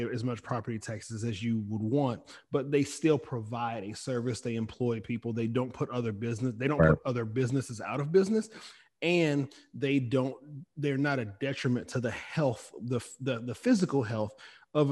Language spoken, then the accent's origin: English; Augusta, Georgia, United States; moved away; I'm from Augusta, and so I was raised in Augusta